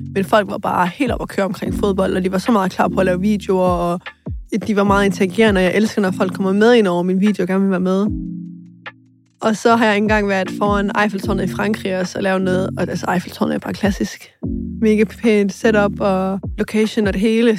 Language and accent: Danish; Aarhus, Central Denmark Region, Denmark; Og jeg voksede op i Skovgårdsparken, som er et boligområde meget til på Gellerupparken